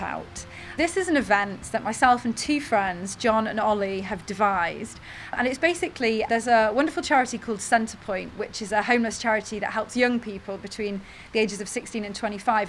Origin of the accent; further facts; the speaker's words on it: North Wales, United Kingdom; I grew up in North Wales